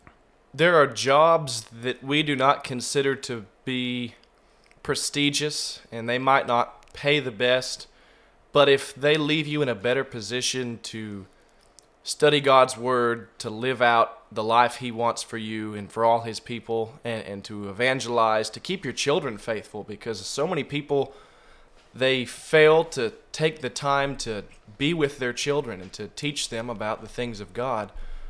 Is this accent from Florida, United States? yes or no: no; Oakdale, California, United States; now in Ozark, United States; I'm originally from Oakdale, California, and so people hold that against me.